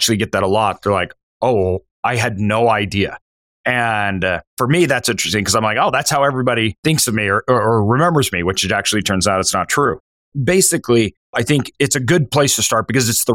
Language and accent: English; Idaho, United States; I'm from Idaho.